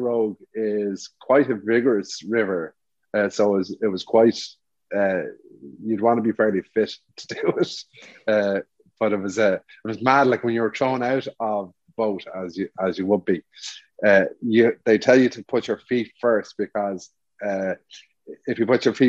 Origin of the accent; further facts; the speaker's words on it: Ireland; we're Irish